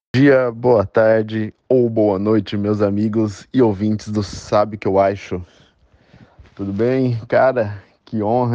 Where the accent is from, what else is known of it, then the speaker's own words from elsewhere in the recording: Itatiba, São Paulo, Brazil; moved away as an adult; now in London, United Kingdom; nascido, nascido e criado em Itatiba, São Paulo